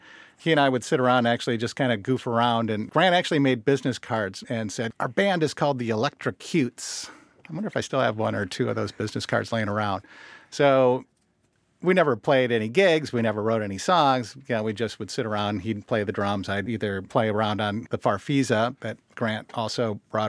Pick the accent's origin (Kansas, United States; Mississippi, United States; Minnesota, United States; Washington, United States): Minnesota, United States; Mendota Heights; also born or lived in Davenport, Iowa / Rock Island, Illinois / Omaha, Nebraska; I grew up in Minnesota. I consider myself a Minnesotan